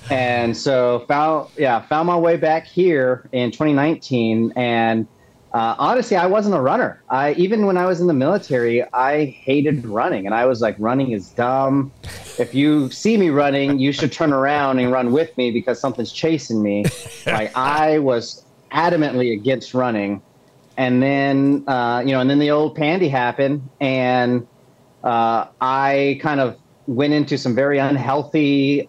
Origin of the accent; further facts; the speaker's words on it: Texas, United States; moved away as an adult; also born or lived in Augusta, Georgia; now in Charlotte, United States; I'm originally from Texas, um, and I was born and raised there